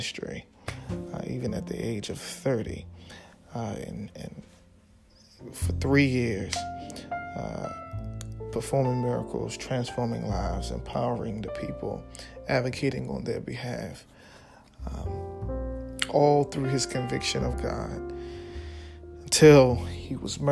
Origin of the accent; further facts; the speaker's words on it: Baltimore, Maryland, United States; also born or lived in Washington, D.C.; born and raised in Baltimore